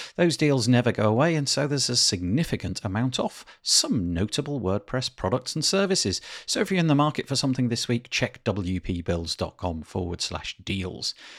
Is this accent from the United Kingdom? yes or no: yes; Yorkshire and the Humber, United Kingdom; being the Yorkshireman that I am